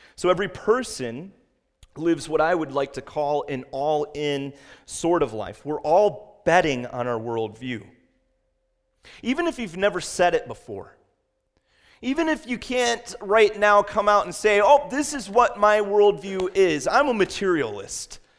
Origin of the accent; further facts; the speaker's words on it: West Virginia, United States; I was born in West Virginia, and I'll tell you, my parents met in West Virginia